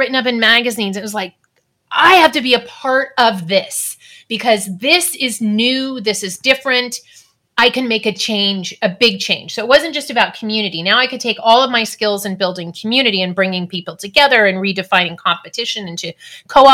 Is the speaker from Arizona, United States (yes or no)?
no; California, United States; I was also born and raised in California.